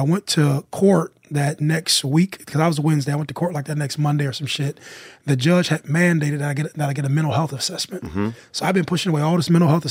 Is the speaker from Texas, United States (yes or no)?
no; Youngstown, Ohio, United States; moved away; also born or lived in Columbus, Ohio / Los Angeles; I'm from Youngstown